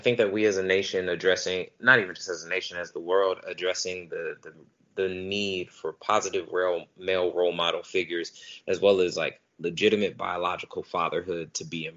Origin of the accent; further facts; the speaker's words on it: Stockton, California, United States; I am born and raised in Stockton, California. Still live here